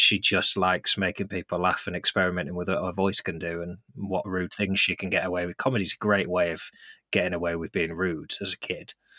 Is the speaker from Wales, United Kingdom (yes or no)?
no; Lancaster, North West England, United Kingdom; I grew up in Lancaster, which is a big enough city